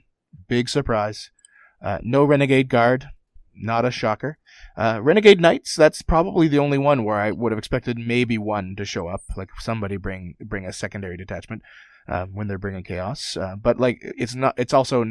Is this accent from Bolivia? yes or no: no; Canada; I'm Canadian